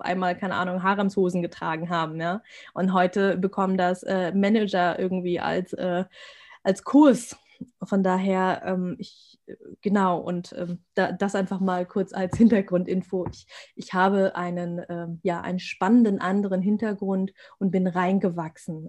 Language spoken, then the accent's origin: German; Germany; ich bin Deutsche, ich bin hier geboren, ich bin hier sozialisiert